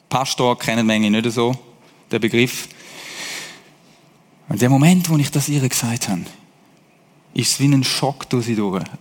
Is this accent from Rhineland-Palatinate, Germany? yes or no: no; Hesse, Germany; By the way, ich bin einmal in Deutschland aufgewachsen als Schweizer. Also ich habe so ein bisschen Connection zu denen. Deutsche, auch zu diesen Hessen, dort bin ich nämlich gewesen